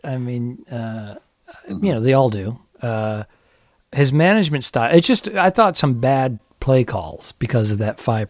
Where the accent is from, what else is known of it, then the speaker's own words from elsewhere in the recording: Northeast, United States; moved away; even though we're originally from the Northeast, we've acclimated to these warmer climates.